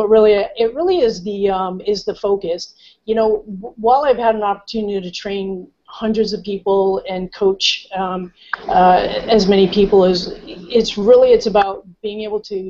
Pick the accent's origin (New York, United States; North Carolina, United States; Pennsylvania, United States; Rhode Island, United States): Rhode Island, United States; moved away as an adult; now in California, United States; I'm originally from the East Coast in Rhode Island